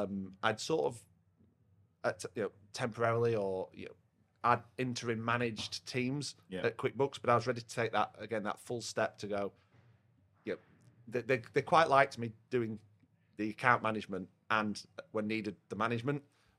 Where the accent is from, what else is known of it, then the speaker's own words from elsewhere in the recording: Yorkshire and the Humber, United Kingdom; I'm quite loud. I'm a Yorkshireman. Yeah. I say what I see.